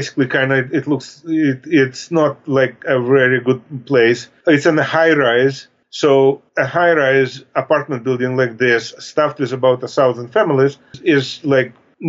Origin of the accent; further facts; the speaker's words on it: Pittsburgh, Pennsylvania, United States; moved away as an adult; now in Hayward, United States; And that's how I came from Pittsburgh to California.